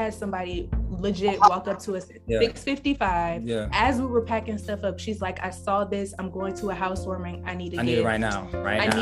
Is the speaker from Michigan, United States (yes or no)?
yes; Detroit, Michigan, United States; now in New York, United States; I grew up in Detroit